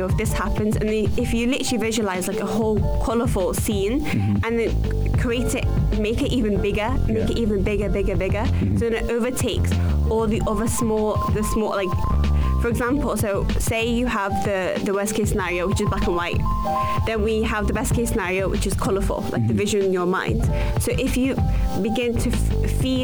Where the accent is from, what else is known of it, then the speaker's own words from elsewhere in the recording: Liverpool, North West England, United Kingdom; moved away as an adult; also born or lived in Egypt / Manchester / Los Angeles; now in Dubai, United Arab Emirates; I was born in Egypt, moved to Liverpool when I was 5 months old, five months baby. So then I lived in Liverpool my whole life